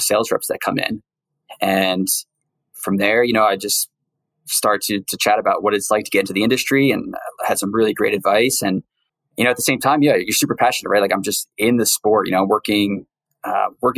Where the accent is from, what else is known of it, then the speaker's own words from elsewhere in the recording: New Jersey, United States; I grew up in the suburbs in New Jersey